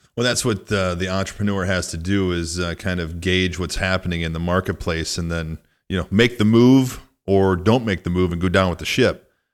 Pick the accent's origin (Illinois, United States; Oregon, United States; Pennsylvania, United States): Illinois, United States; rural Northwest; moved away as an adult; also born or lived in Minneapolis; I grew up in a really small town in rural Northwest Illinois